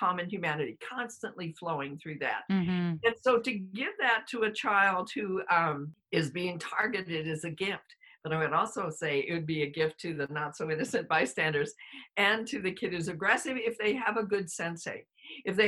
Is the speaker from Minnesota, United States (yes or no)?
no; Colorado, United States; also born or lived in New York; I grew up in Colorado, but originally from New York